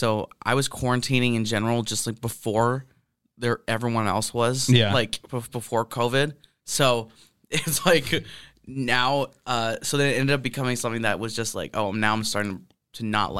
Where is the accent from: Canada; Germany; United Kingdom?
Canada; I'm from Canada.